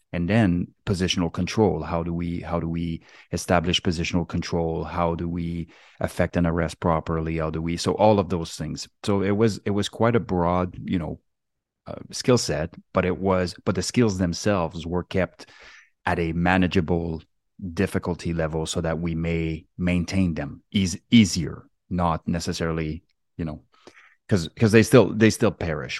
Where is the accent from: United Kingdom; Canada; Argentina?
Canada; Quebec; moved away; also born or lived in West Coast, Canada; I was born and raised in Quebec on the East Coast